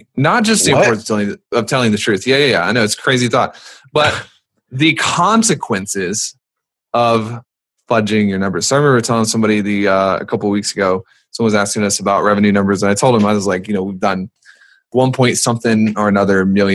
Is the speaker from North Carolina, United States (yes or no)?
yes; North Carolina, United States; I'm from North Carolina